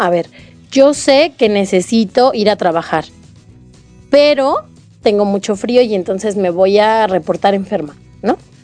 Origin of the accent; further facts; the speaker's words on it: Mexico; como mexicanos